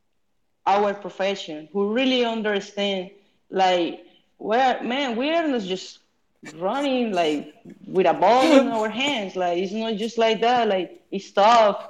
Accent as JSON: {"language": "English", "town": "Bucaramanga", "region": "Santander", "country": "Colombia", "tie": "born or raised there", "moved": "as an adult", "said": "I was playing for my hometown"}